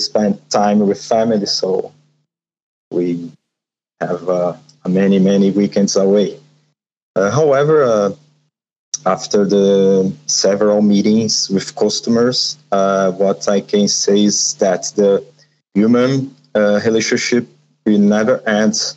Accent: São Paulo, Brazil; I'm from Sao Paulo, Brazil

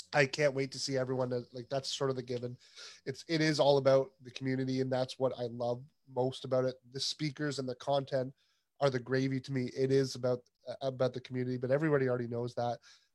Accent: Canada

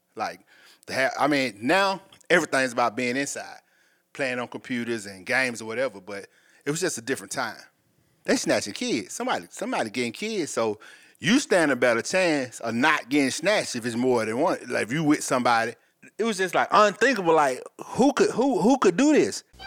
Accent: Atlanta, Georgia, United States; I'm from Atlanta, Georgia, also. West Side, to be exact

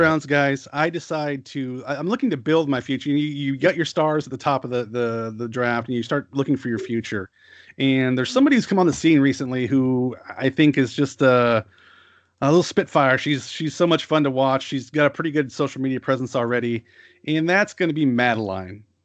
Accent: United States; as an American or a Westerner

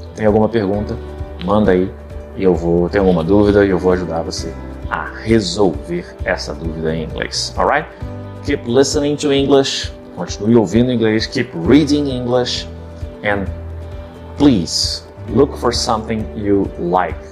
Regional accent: Rio de Janeiro, Brazil; aqui no Rio de Janeiro, minha cidade natal. Para quem não sabe, sou carioca, com muito orgulho

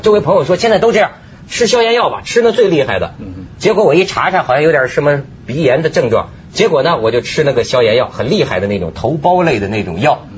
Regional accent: China; 咱们大陆人

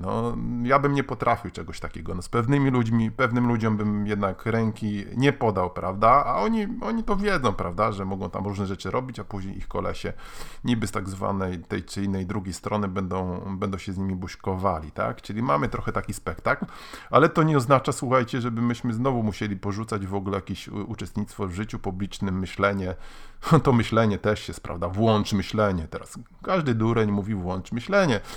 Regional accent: Gdańsk, Pomeranian Voivodeship, Poland; jestem z Gdańska

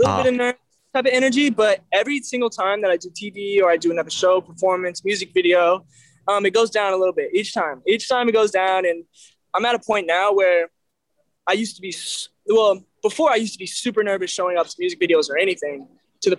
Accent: Belleville, Illinois, United States; Skyview is actually a drive-in movie theater in my hometown. And, you know, like I said, it's a small town, nothing

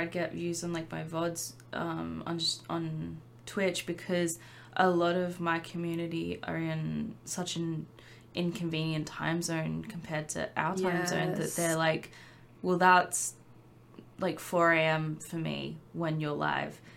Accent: Australia; being an Australian creator

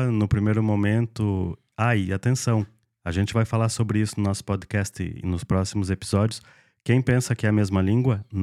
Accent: Serra Gaúcha, Rio Grande do Sul, Brazil; moved away as an adult; now in Lisbon, Portugal; eu sou da região sul do Brasil, nós somos majoritariamente colonizados majoritariamente não, nós somos colonizados por italiano, sou da Serra Gaúcha.

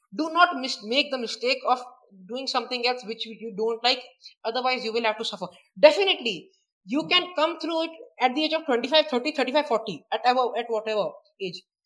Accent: Prayagraj, Uttar Pradesh, India; I'm from Allahabad, or uh, okay. now named Prayagraj

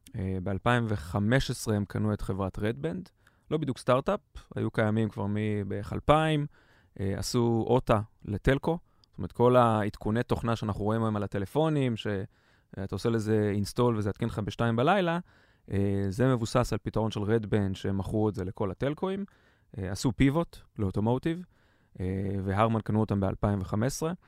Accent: Ganei Tikva, Central District, Israel; בן 42, מגני תקווה

